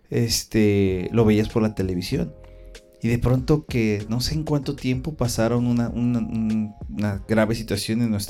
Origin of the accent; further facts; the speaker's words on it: Guadalajara, Jalisco, Mexico; la ciudad que somos de Guadalajara